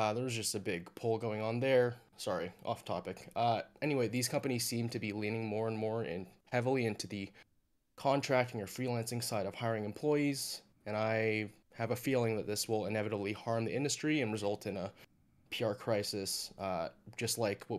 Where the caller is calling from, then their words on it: California, United States; I'm calling from Orange County, California.